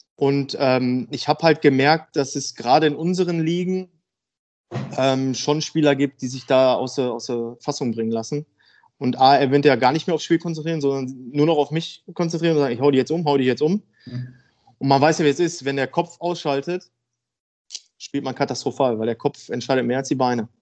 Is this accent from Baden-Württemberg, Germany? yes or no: no; Dülmen, North Rhine-Westphalia, Germany; also born or lived in Essen; now in Münster, Germany; ich bin in Essen geboren und dann sind wir, also meine Eltern, mir und meiner Schwester sind dann, als ich sieben Jahre alt war, sind wir dann halt ins Münsterland gezogen. Und meine Eltern erst ein Haus gekauft und äh, ja, dann bin ich da groß geworden, aufgewachsen